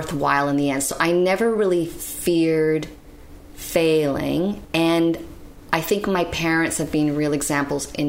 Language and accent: English; Canada; born or raised there; also born or lived in Bratislava, Slovakia